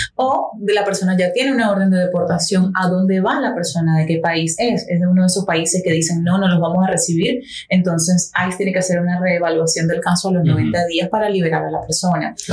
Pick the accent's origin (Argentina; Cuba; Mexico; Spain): Cuba; now in Miami, United States; vivo acá en Miami, en Miami-Dade, en la y soy cubano